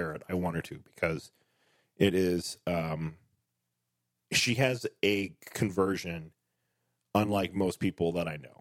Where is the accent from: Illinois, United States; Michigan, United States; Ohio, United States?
Ohio, United States; Dayton; moved away as an adult; I'm not from the Ohio Valley. I'm from Dayton, Ohio. I didn't become proud of being from Dayton until I went out to college